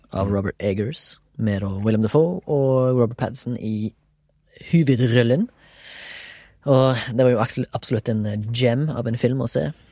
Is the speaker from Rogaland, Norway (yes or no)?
yes; Haugesund, Rogaland, Norway; now in Oslo, Norway; jeg er fra Haugesund, men bor og jobber delvis i Oslo